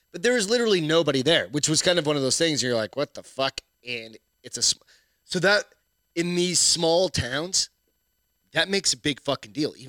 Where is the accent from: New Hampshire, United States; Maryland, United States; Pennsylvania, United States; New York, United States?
New Hampshire, United States; now in Texas, United States; I grew up in New Hampshire